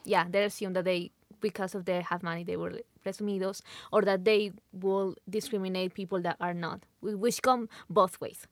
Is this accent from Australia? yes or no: no; Lima, Peru; moved away as an adult; now in Utah, United States; I'm from Lima, Peru. I was born there. I was raised there.